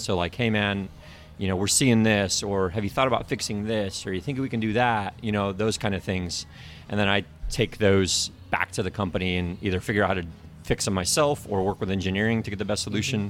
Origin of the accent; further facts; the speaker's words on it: South Bend, Indiana, United States; I grew up in South Bend